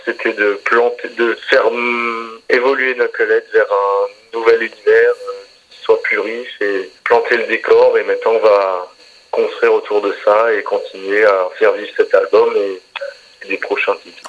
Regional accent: Alsace, Grand Est, France; on vient d'Alsace, quand je me balade chez nous, j'habite en campagne

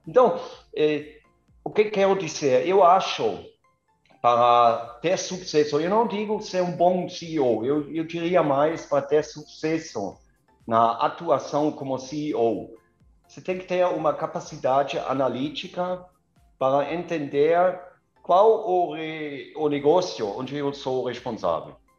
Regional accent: near Kaiserslautern, Rhineland-Palatinate, Germany; Portuguese is a second language; moved away as an adult; also born or lived in Karlsruhe / Gelsenkirchen; now in Vinhedo, Brazil; Eu, eu nasci no meio da mata, na Alemanha, eh, perto de Kaiserslautern, perto de Frankfurt.

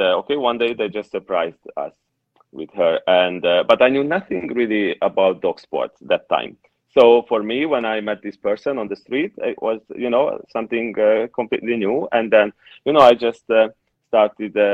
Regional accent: Hungary; from Hungary.

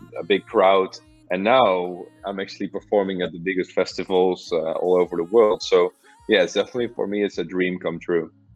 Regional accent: Amsterdam, North Holland, Netherlands; I'm from Amsterdam

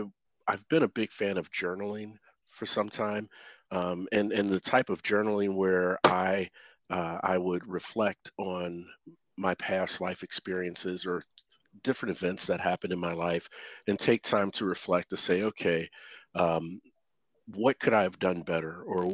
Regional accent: Cincinnati, Ohio, United States; moved away as an adult; the town I came from, I live in North Texas now, but I came from Cincinnati, Ohio, about 7 years ago.

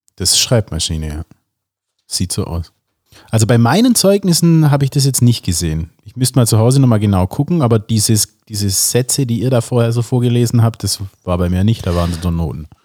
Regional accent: a village near Calw, Baden-Württemberg, Germany; in Kalf, also das war die nächstgröß das nächstgrößere Städtchen aus dem äh, Dorf, wo ich herkomme

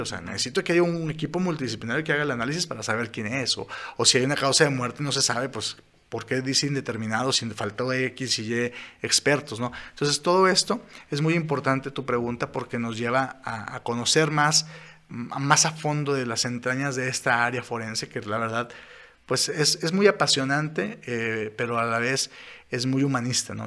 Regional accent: Saltillo, Coahuila, Mexico; somos de aquí de Saltillo, de aquí de Coahuila, de aquí de México

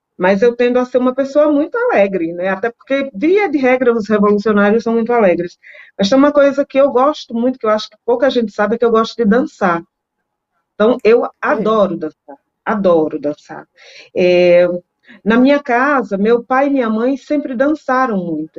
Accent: Northeast Region, Brazil; Eu sou nordestina

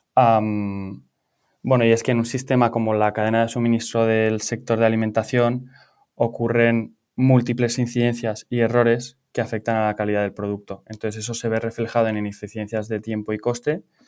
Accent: Pamplona, Navarre, Spain; moved away as an adult; also born or lived in Valencia / London; yo soy de Pamplona, pero me vine a Valencia para estudiar la carrera

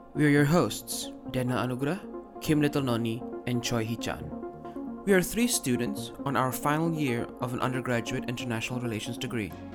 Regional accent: Indonesia; I'm Indonesian by birth

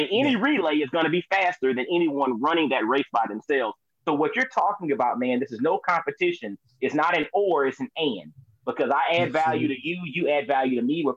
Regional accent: Augusta, Georgia, United States; moved away as an adult; also born or lived in Atlanta, Georgia / Knoxville, Tennessee; I was born and raised in Augusta, Georgia

